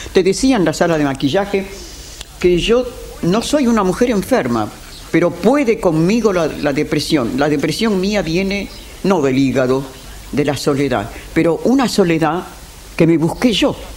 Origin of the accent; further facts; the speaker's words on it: Buenos Aires, Argentina; Nací en la calle Defensa 715